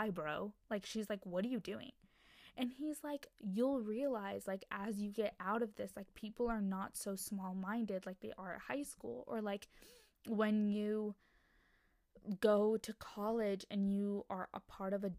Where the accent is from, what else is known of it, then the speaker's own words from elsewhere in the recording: United States; female Indian American standpoint